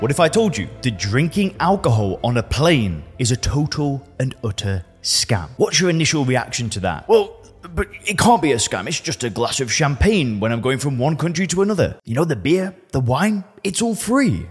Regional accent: Lancashire, North West England, United Kingdom; moved away as an adult; now in Thailand; I'm from Lancashire. I'm from the northwest of England.

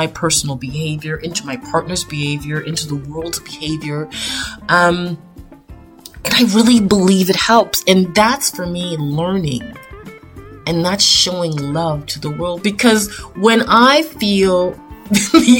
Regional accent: Toronto, Ontario, Canada; as a Canadian girl born and raised in Toronto, Canada

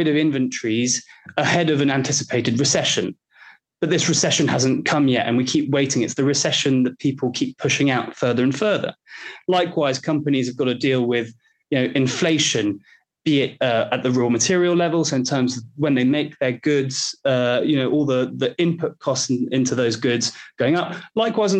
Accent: Belgium; I'm from Belgium

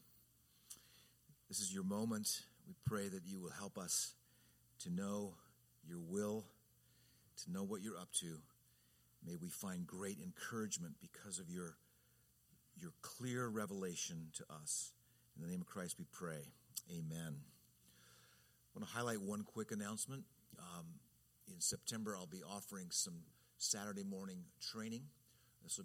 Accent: Redlands, California, United States; 60 miles from L.A. was my hometown, Redlands

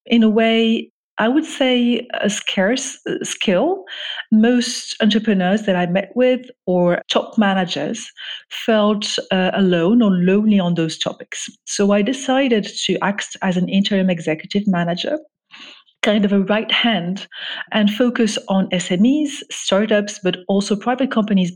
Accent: Morocco; moved away as an adult; also born or lived in France; I grew up actually in Morocco, where I'm originally from

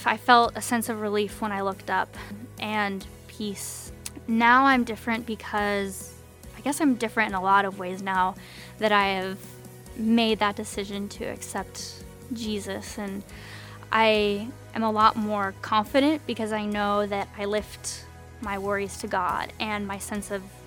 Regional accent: Kirkland, Washington, United States; I'm from Kirkland, and I love the nature in the Pacific Northwest, and I've grown up here my whole life.

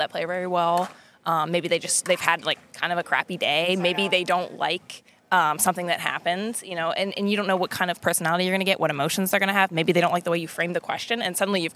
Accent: Maryland, United States; also born or lived in Tampa, Florida; now in Austin, United States; I'm from Maryland

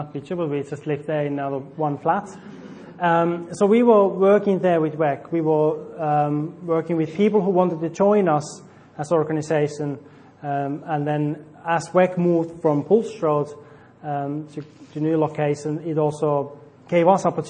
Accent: Finland; now in Portsworth, United Kingdom; I'm from Finland.

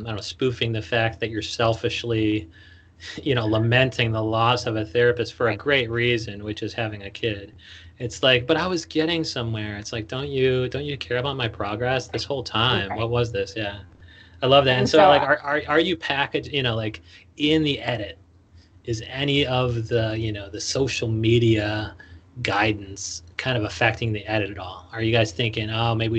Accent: Chicago, Illinois, United States; moved away as an adult; also born or lived in Astoria, New York; now in New York, United States; I'm from Chicago, so I'm here in New York right now

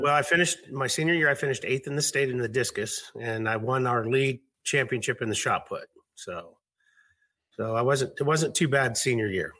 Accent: suburb of Seattle, Washington, United States; also born or lived in Fort Smith, Arkansas; I grew up up here in this uh, just a suburb of Seattle

